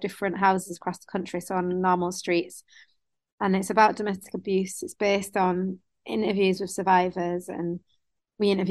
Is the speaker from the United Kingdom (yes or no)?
yes; Bradford, Yorkshire and the Humber, United Kingdom; I am from Bradford originally